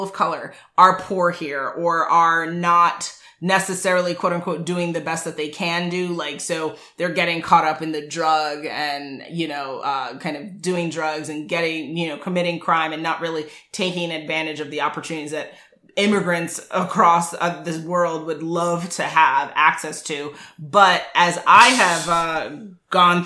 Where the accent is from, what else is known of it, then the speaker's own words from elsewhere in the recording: New York City, New York, United States; I grew up middle class in Lower East Side of Manhattan